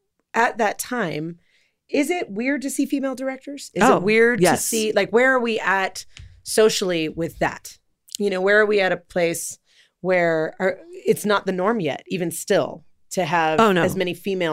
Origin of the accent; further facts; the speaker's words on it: Los Angeles, California, United States; I was born and raised in Los Angeles, California.